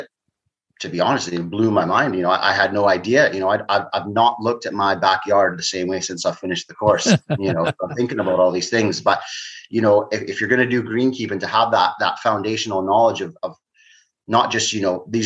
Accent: Canada; moved away; growing up in Canada

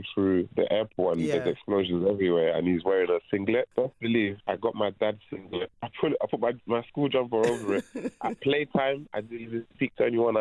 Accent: London, United Kingdom; first language French; English is a second language; also born or lived in Ivory Coast; I grew up in Peckham

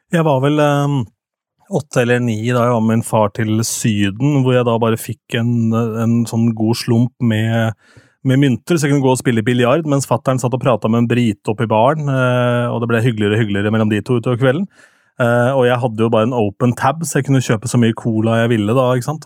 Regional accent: Lillestrøm, Akershus, Norway; min hjemby, eller min hjemkommune Lillestrøm

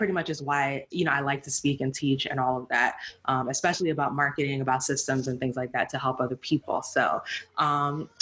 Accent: United States; also born or lived in Nigeria; I'm Nigerian, but I grew up here, you know, born here, raised almost entirely here, with the exception of a few years in Nigeria. Like, I'm a Black person, I'm American

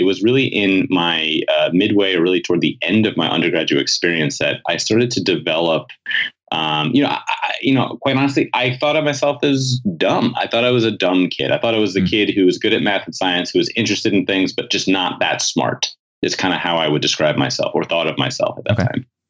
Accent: New York City, New York, United States; I grew up in New York City.

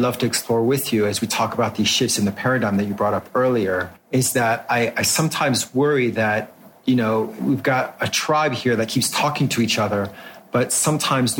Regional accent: France; moved away; I grew up in France and I promise you that they're doing the same thing as they did when I was in school in the 1980s

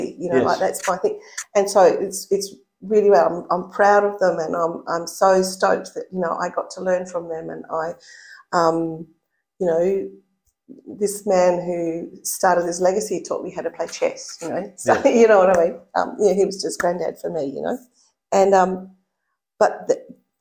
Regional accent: Noongarup, southwest of Western Australia, Australia; I was born in Noongarup, which is in the southwest of Western Australia.

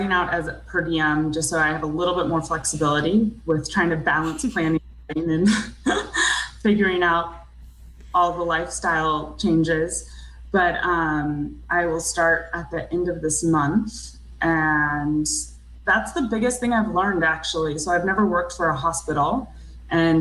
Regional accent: Georgia, United States; moved away as an adult; also born or lived in New York; now in California, United States; I grew up in Georgia

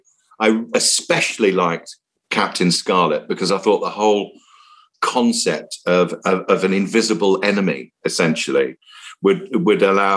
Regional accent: Cape Town, Western Cape, South Africa; also born or lived in Singapore / Malaysia; And I spent my youth growing up in Cape Town. So there's a big naval base in Simonstown. And we were in Singapore, we were in Malaysia and so on.

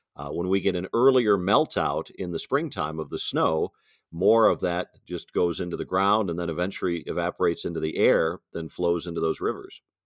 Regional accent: Madison, Wisconsin, United States; I grew up in Madison, Wisconsin

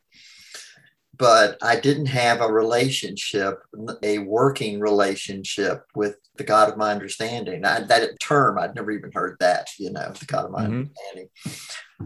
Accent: Greensboro, North Carolina, United States; I'm from Greensboro, North Carolina

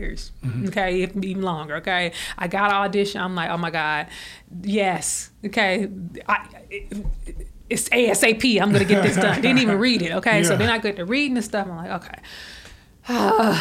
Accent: Alabama, United States; I'm from Alabama

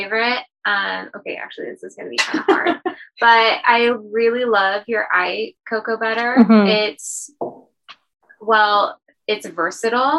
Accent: Portland, Oregon, United States; I grew up in Portland, so it was raining all the time

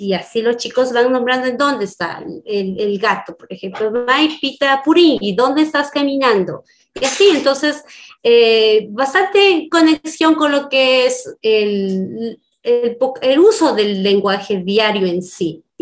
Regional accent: Ecuador; first language Kichwa; Spanish is a second language; aquí en mi país no se valora ya el idioma

